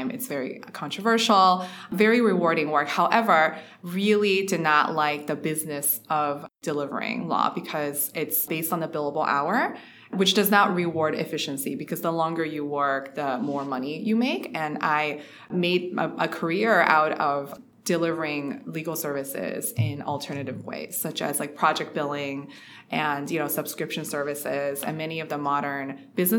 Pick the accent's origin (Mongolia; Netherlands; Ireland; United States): United States; Ohio; also born or lived in Shanghai, China; I was born in Shanghai, actually, to parents that are both computer engineers. And I moved to the US because my father was pursuing a math PhD in computer science, actually. So we moved here into Ohio. So I grew up in Ohio